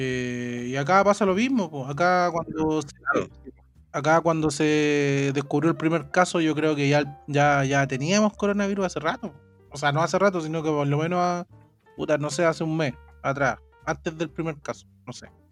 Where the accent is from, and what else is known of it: Chile